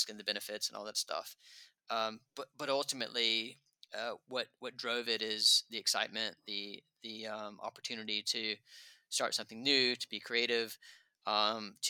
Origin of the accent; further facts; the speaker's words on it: United States; moved away as an adult; now in London, United Kingdom; I'm still an American in my soul